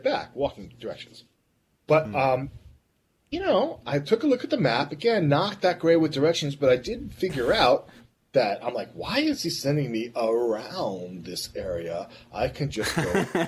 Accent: United States; I'm an American

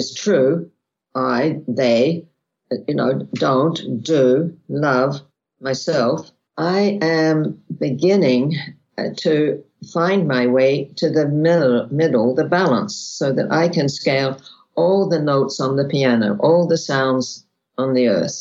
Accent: Australia; I was born in Australia.

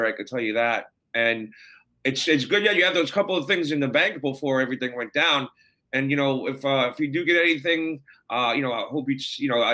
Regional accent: New York City, New York, United States; growing up in Brooklyn

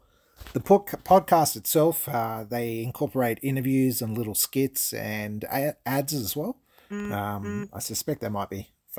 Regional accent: Australia; as an Australian that's coming into summer

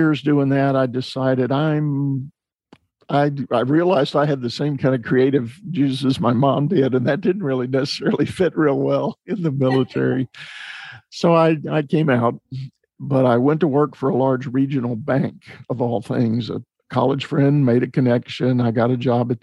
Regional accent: San Antonio, Texas, United States; I was growing up in San Antonio, Texas

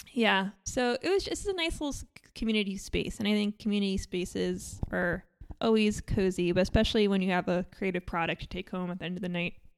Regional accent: New York, United States; I grew up in New York

